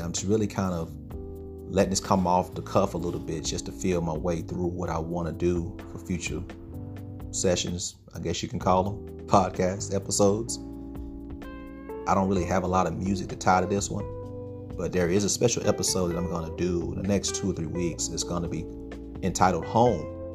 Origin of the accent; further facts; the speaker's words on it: Stuttgart, Arkansas, United States; moved away; my hometown, Sugartown, Stuttgart